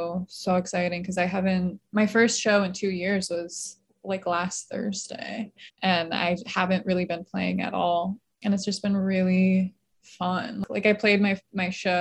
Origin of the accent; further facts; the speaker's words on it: Palm Springs, California, United States; also born or lived in Michigan; now in Los Angeles, United States; I grew up in Palm Springs and then I was in Michigan for a really long time